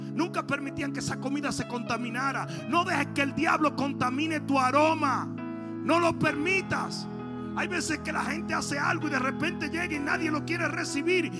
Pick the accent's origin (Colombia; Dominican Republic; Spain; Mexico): Dominican Republic; moved away